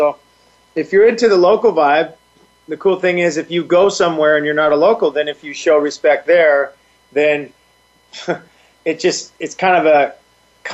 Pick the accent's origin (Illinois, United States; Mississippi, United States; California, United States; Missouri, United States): California, United States; San Clemente; we do love our hometown